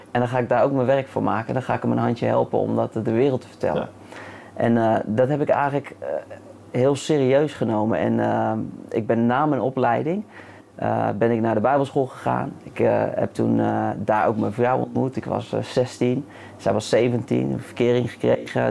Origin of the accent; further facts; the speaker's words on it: The Hague, South Holland, Netherlands; moved away as an adult; Ja, in Den Haag. Ja, dus Mijn eerste 23 jaar, misschien kan je het een beetje horen